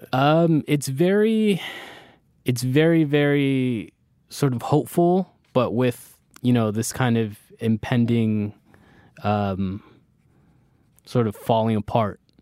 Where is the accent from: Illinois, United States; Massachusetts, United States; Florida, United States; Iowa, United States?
Florida, United States; Miami; also born or lived in Bronx, New York / Orlando; I moved to Florida when I was small.